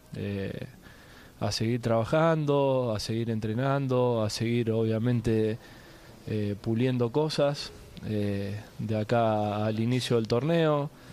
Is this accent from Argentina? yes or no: yes; Argentina; argentino agradecido